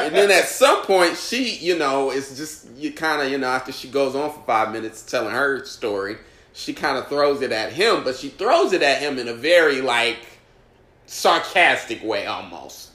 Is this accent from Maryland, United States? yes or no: no; Indianapolis, Indiana, United States; now in New York, United States; I'm from Indianapolis